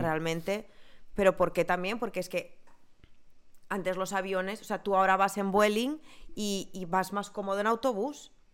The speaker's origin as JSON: {"language": "Spanish", "area": "Ebro Delta", "region": "Catalonia", "country": "Spain", "said": "De la zona del Delta del Ebre"}